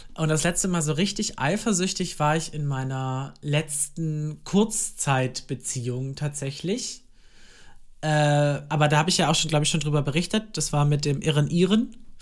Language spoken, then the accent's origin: German; Germany; das ist ja die nächstgrößere Stadt bei mir, da wo ich aufgewachsen bin